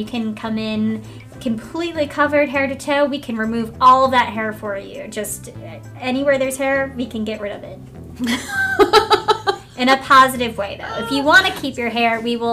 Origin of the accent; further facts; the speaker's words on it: Virginia, United States; I am from Virginia